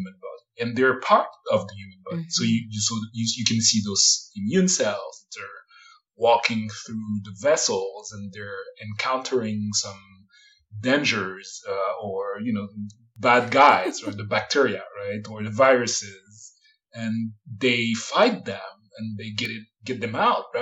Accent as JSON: {"language": "English", "town": "Paris", "region": "Île-de-France", "country": "France", "tie": "born or raised there", "moved": "as an adult", "lives_now": "San Francisco, United States", "said": "I was born in Paris and in Paris area. And I grew up around Paris"}